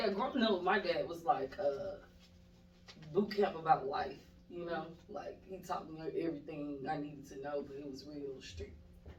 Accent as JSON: {"language": "English", "town": "Atlanta", "region": "Georgia", "country": "United States", "tie": "born or raised there", "said": "I was born and raised here in Atlanta, Georgia. I'm a Grady baby."}